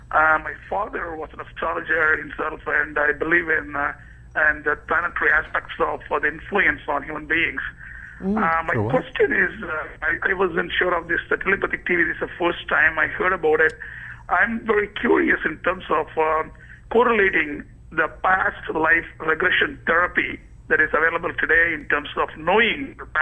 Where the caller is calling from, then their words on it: Herndon, Virginia, United States; from Herndon, Virginia.